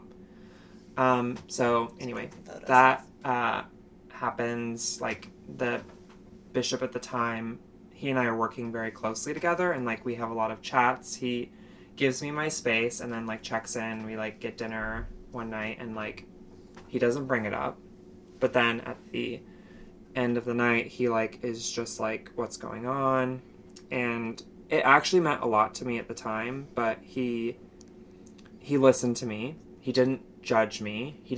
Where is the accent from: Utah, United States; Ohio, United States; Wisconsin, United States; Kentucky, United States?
Utah, United States; Logan; I went to college in my hometown at Utah State University